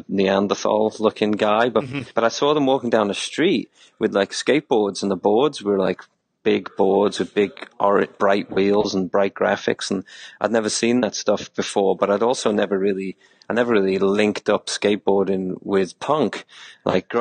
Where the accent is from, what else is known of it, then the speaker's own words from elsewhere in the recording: Liverpool, North West England, United Kingdom; I grew up in Liverpool